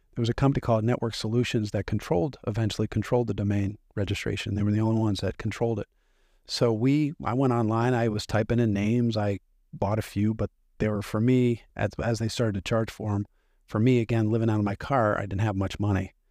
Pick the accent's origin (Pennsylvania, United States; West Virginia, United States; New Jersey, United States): Pennsylvania, United States; Hershey; I grew up in Milton Hershey School, which is a school for kids from broken homes, sort of like an orphanage